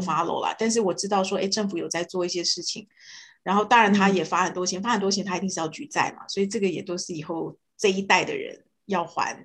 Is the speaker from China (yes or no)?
no; Canada; moved away as an adult; also born or lived in Los Angeles, United States; 所以我们加拿大人每一个人都要付两种税